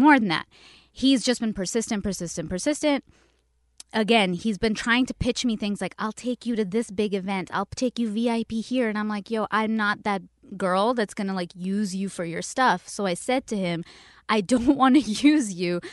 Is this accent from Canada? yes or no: yes; Canada; now in Los Angeles, United States; I'm from Canada.